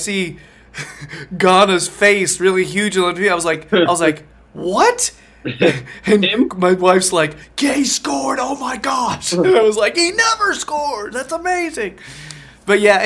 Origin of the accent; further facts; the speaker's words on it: United States; I'm from America